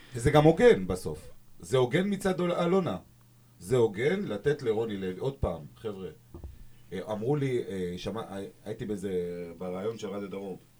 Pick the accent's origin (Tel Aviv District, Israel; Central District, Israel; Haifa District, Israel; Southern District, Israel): Southern District, Israel; Dimona; אני דימונאי הרי, אני לא באר שבעי כמוכם